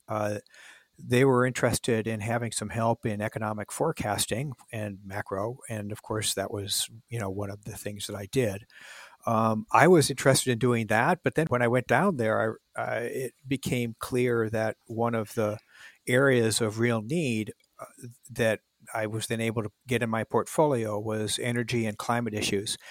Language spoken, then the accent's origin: English; Minneapolis, Minnesota, United States; moved away as an adult; I grew up in Minneapolis